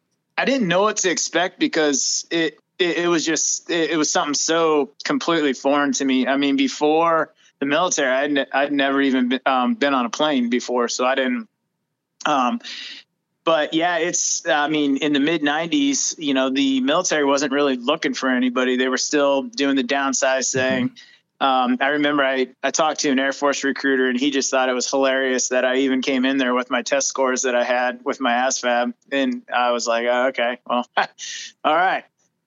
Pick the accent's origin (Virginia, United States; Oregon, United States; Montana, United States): Oregon, United States; moved away as an adult; I am Oregonian, and moved out of the state when I joined the military